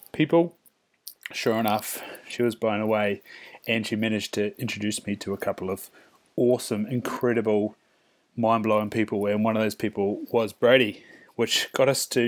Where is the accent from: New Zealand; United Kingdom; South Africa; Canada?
New Zealand; now in Australia; I'm from New Zealand, I am not Māori